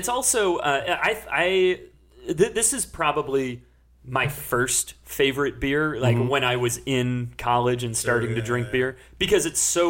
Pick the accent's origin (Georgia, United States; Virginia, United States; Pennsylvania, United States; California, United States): California, United States; Sacramento area; moved away; that drink was invented at a bar in my hometown.